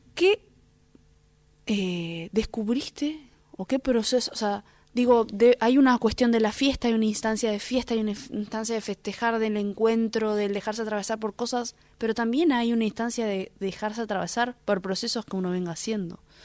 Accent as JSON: {"language": "Spanish", "country": "Argentina", "said": "nos une como, como, argentinos y argentinas"}